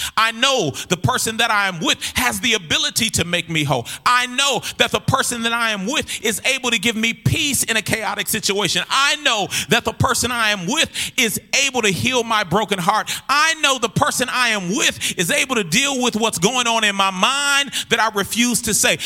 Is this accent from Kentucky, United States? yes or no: no; Minneapolis, Minnesota, United States; I'm from North Minneapolis